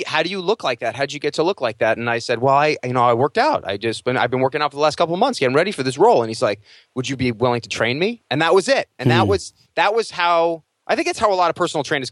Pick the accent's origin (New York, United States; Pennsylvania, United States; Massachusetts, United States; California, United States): New York, United States; Long Island; moved away as an adult; now in Los Angeles, United States; I was a kid from Long Island